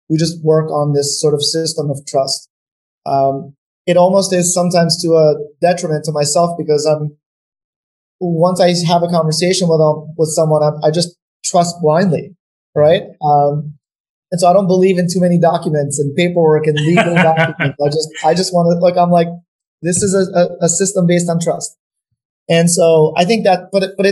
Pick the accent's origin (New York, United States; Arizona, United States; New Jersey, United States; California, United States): New York, United States; also born or lived in North Macedonia; And we moved to New York. I've lived in New York since we moved to the US, and, you know, I'm now a New Yorker, but definitely go back, you know, to Macedonia.